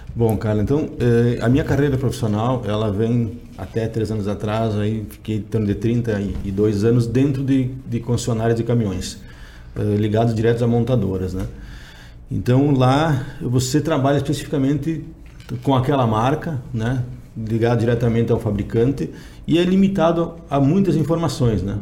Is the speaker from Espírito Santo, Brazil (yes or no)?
no; Erechim, Rio Grande do Sul, Brazil; Sou de Erechim, Rio Grande do Sul